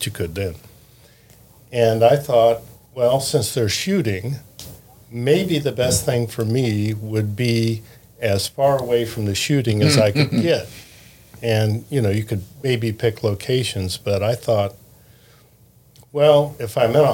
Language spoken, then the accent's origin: English; Columbus, Ohio, United States; also born or lived in Indianapolis, Indiana; I grew up in Columbus in the shadow of Ohio State